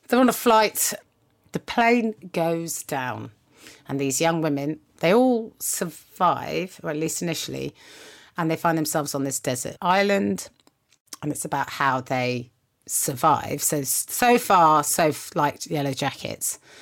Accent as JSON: {"language": "English", "country": "United Kingdom", "said": "as a British person"}